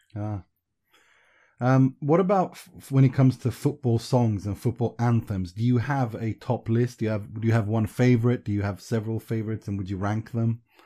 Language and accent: English; Sweden; also born or lived in Iran; I'm a refugee from Iran, and we grew up in Sweden.